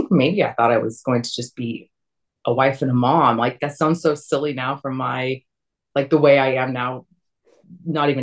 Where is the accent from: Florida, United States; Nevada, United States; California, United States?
California, United States; Camarillo; also born or lived in Arizona; now in Los Angeles, United States; I'm originally from California. Grew up in Camarillo, which is like now where the outlet malls are